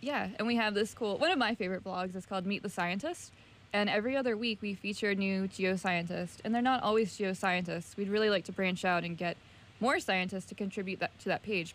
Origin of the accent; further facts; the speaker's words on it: Virginia, United States; I'm from the South, so Virginia